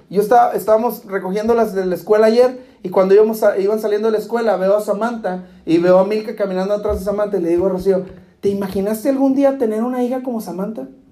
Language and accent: Spanish; Guadalajara, Jalisco, Mexico; now in Del Rio, United States; yo no soy ni del río ni de Acuña, yo soy de Guadalajara